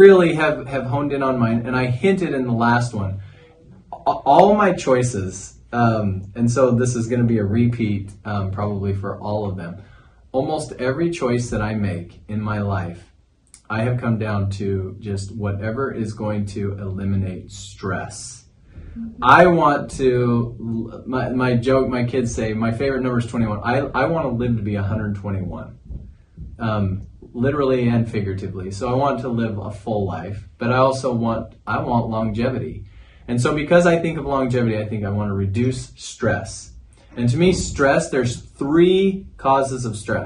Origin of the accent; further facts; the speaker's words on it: Cache Valley, Northern Utah, United States; moved away as an adult; now in St. George, United States; I'm from Cache Valley, Northern Utah